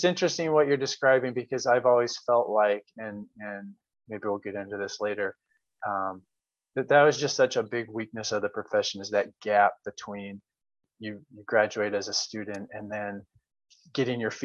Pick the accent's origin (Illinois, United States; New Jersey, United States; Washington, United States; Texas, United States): Washington, United States; Olympia; also born or lived in Flagstaff, Arizona / Los Angeles, California; I grew up in Olympia, Washington.